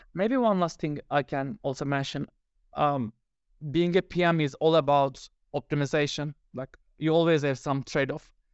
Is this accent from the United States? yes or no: no; Turkey; now in Finland; I live in Finland. I'm original from Turkey